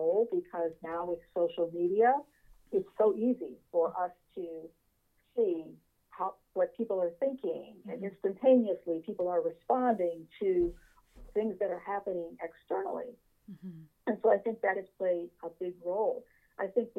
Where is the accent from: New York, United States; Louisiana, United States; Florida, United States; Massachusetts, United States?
New York, United States; Niagara Falls; moved away as an adult; also born or lived in Rochester, New York / Washington, D.C.; now in Charlotte, United States; I was born and raised in Niagara Falls, New York